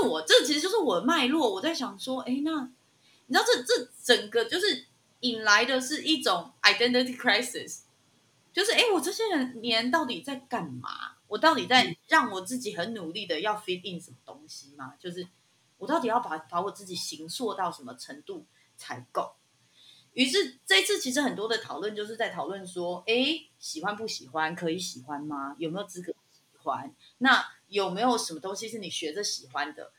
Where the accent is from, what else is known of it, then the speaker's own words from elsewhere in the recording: Zhongli, Taoyuan, Taiwan; 我们就是现在，你知道，变成什么桃园市里面的中立区